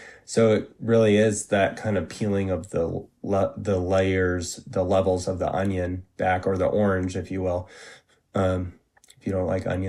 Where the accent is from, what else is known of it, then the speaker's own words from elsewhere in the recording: New England, United States; also born or lived in Massachusetts; I grew up in Northern New England and went to high school in Massachusetts and, in the late 90s and early 2000s.